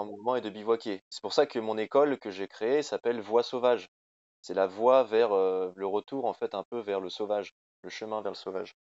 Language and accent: French; Rambouillet, Île-de-France, France; moved away; also born or lived in Haute-Savoie; je suis parisien de base